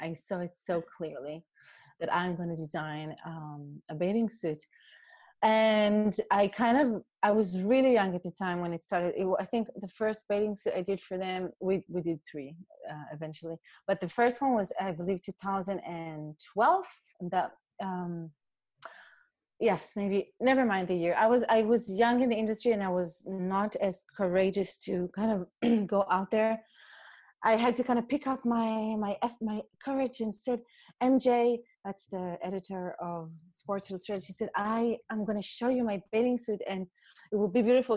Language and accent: English; Israel; moved away as an adult; also born or lived in New York City; now in Germany; I was raised raised in Israel in a community